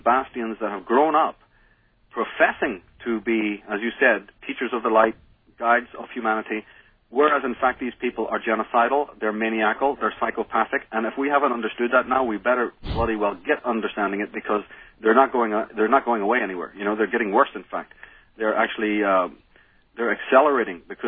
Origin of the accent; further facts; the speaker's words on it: Belfast, Northern Ireland, United Kingdom; moved away; growing up in Belfast